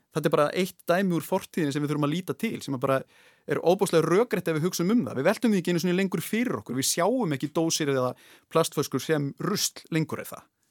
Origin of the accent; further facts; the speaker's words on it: Westfjords, Iceland; ég get sagt þetta sem í rauninni vestfyrðingur